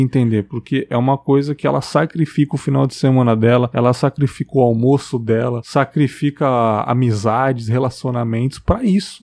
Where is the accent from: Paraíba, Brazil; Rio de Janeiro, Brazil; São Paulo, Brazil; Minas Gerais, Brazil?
São Paulo, Brazil; moved away as an adult; now in Cachoeiro de Itapemirim, Brazil; eu sou de São Paulo, uhum. capital, São Miguel Paulista ali. Já moro aqui uns 10 anos